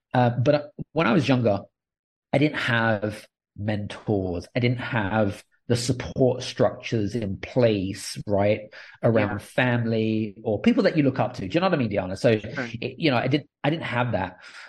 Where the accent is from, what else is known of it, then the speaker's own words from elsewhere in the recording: United Kingdom; accent: British; now in Cyprus; Yeah, so I'm British. So I've got a British accent, but I'm actually living in Cyprus